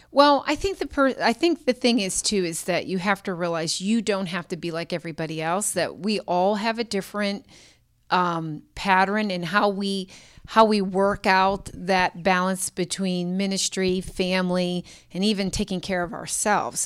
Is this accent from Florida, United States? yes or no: no; Pittsburgh, Pennsylvania, United States; moved away as an adult; also born or lived in Tulsa, Oklahoma / Annapolis, Maryland; both born and raised in Pittsburgh